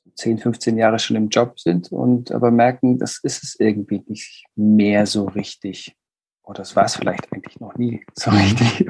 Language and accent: German; Würzburg, Bavaria, Germany; moved away as an adult; now in Bremen, Germany; ich komme aus Süddeutschland